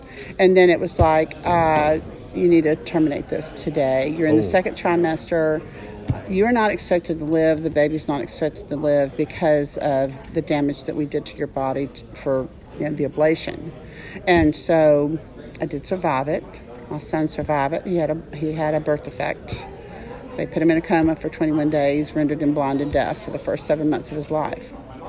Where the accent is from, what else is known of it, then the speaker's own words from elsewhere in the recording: Dallas, Texas, United States; now in San Antonio, United States; I'm from Dallas, but I'm in San Antonio.